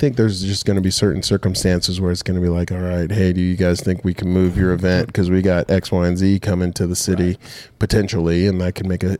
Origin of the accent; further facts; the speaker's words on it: Rancho Cucamonga, California, United States; moved away as an adult; now in Dothan, United States; we grew up in Rancho Cucamonga, California.